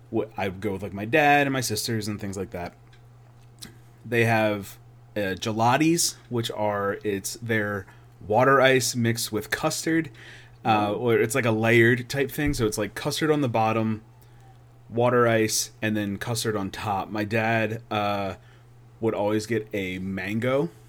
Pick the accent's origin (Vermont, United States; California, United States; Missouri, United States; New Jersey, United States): New Jersey, United States; All right, yeah, so I grew up in South Jersey, which is the biggest suburb of Philadelphia.